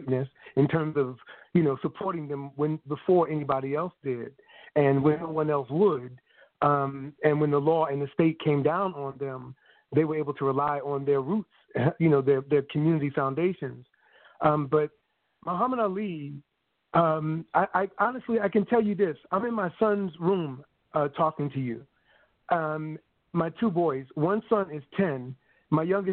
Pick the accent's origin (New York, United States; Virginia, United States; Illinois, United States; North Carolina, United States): New York, United States; Glen Cove; moved away as an adult; now in San Francisco Bay Area, United States; our little project in Long Island, in Glen Cove, Long Island, New York